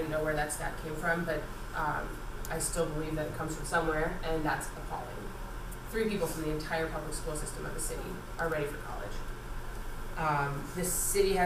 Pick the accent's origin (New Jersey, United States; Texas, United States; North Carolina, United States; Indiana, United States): New Jersey, United States; I grew up in New Jersey